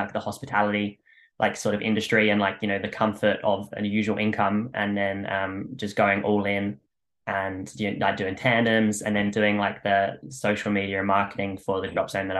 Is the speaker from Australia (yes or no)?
yes; Australia; I'm from Australia